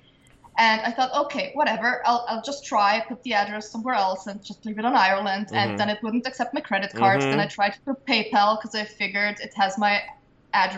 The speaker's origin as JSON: {"language": "English", "area": "Sankt Pölten", "region": "Lower Austria", "country": "Austria", "tie": "born or raised there", "said": "my hometown show"}